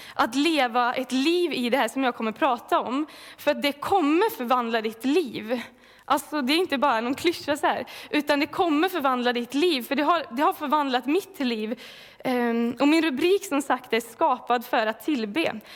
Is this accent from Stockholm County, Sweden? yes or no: no; Falköping, Västra Götaland, Sweden; moved away as an adult; now in Mullsjö, Sweden; jag kommer ifrån Falköping från början. Eh, blev frälst där när jag var 16 år gammal